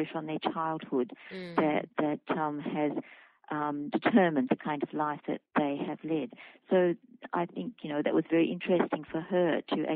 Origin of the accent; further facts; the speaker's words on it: Wiradjuri country, New South Wales, Australia; moved away; it happened in my hometown